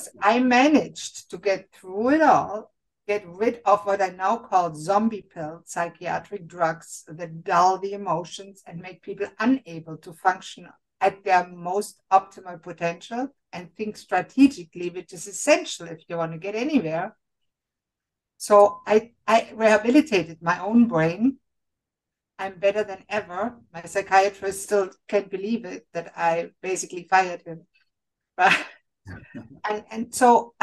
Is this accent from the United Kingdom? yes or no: no; Germany; moved away as an adult; now in Canada; Germany, I was born and raised in Germany